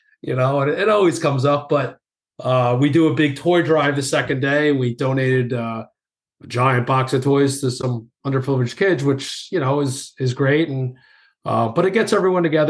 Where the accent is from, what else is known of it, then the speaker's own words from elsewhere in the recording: New York, United States; accent: New York; my accent, you know, being from New York